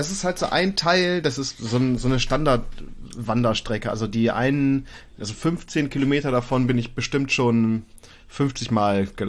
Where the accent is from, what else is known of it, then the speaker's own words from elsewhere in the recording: Lower Saxony, Germany; Ja, das, ich komme aus Ostfriesland, da machen du auch.